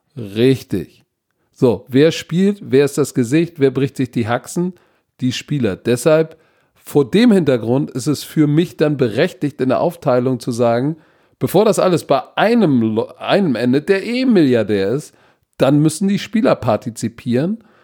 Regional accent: Germany; wir als Deutsche

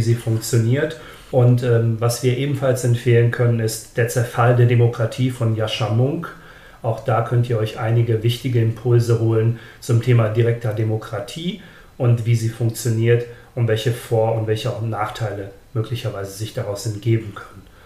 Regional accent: Germany; bei uns in Deutschland

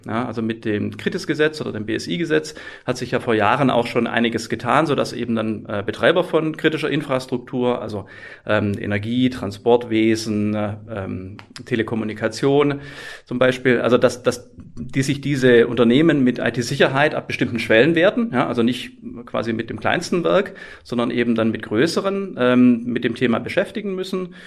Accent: Swabia, Germany; ich komme aus dem Schwabenländle

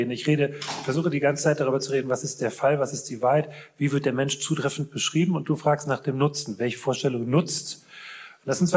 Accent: Rhineland, Germany; wer bin ich, das zu beurteilen, ne? als, als Rheinländer?

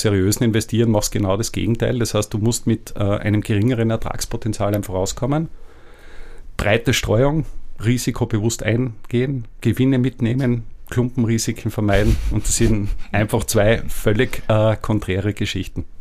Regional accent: Austria; als Österreicher

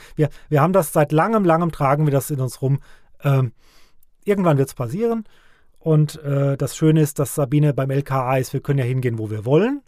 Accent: Ockstadt, Hesse, Germany; moved away as an adult; also born or lived in Frankfurt / Nidda; now in Vogelsberg, Germany; Es geht nach Ockstadt in meine alte Heimat, in mein, mein äh, Heimatdorf

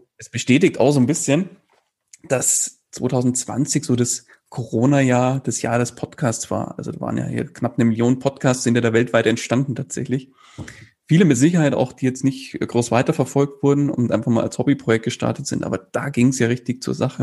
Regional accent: near Munich, Bavaria, Germany; Ich komme aus der Nähe von München

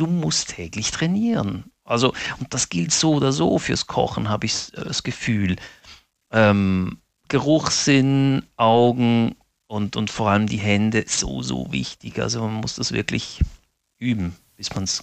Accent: Basel, Basel-Stadt, Switzerland; Ich bin ja in Basel geboren und aufgewachsen, aber meine Eltern sind aus den Abruzzen, Mittelitalien

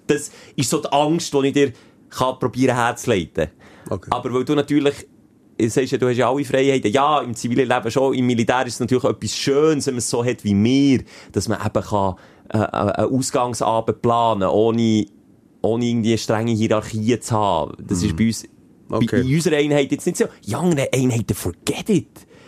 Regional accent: Bern, Switzerland; weil ich halt Berner bin

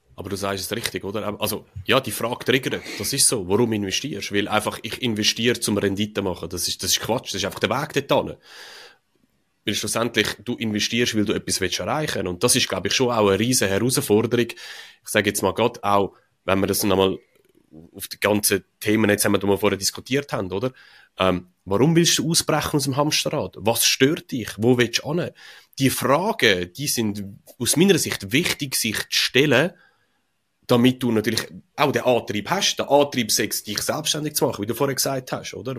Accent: Switzerland; wir Schweizer

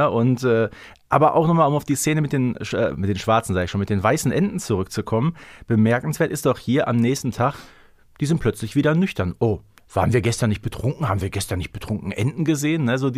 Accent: North Rhine-Westphalia, Germany; Also ganz ehrlich, man würde bei uns im Ruhrgebiet sagen, der ist rotzevoll

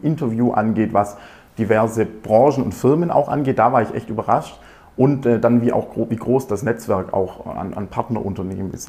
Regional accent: near Aalen, Baden-Württemberg, Germany; also born or lived in Ingolstadt; Ich komme ähm, aus der Nähe auch von Aalen

